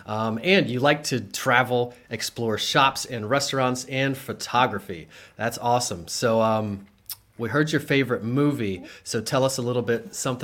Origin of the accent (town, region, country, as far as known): Harrisburg, Pennsylvania, United States; born or raised there; also born or lived in Williamsport